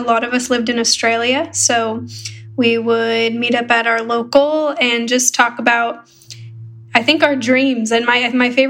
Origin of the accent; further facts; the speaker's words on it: United States; also born or lived in Arizona / Chicago, Illinois; I am from Arizona and Chicago